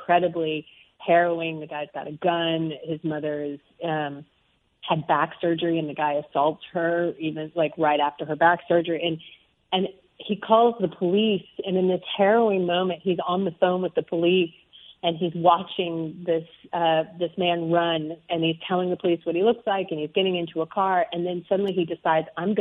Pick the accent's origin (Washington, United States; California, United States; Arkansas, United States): Arkansas, United States; moved away; I grew up in the South. I grew up in Arkansas.